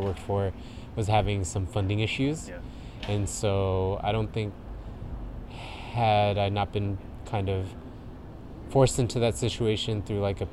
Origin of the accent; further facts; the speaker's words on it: Riverside, California, United States; moved away; also born or lived in Oakland; born and raised in Riverside, California, which is down inland in Southern California